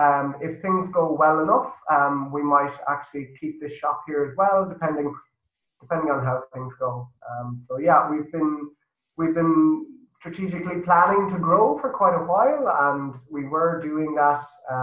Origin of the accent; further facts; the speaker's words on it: Galway, Connacht, Ireland; Yeah, I am myself.